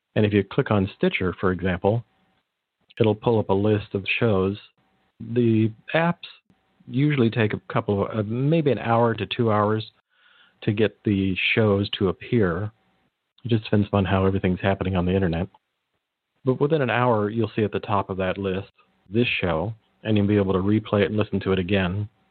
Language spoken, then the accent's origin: English; Monterey Peninsula, California, United States; I grew up in the Monterey Peninsula, so about three hours south of San Francisco